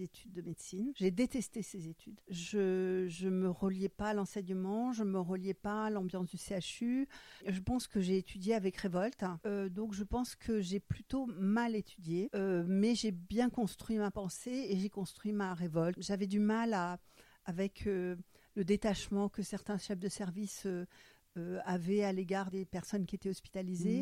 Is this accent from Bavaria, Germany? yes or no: no; Frankfurt, Hesse, Germany; first language German; French is a second language; now in Cherbourg, France; Je suis née à Francfort. Ma langue maternelle, c'est l'allemand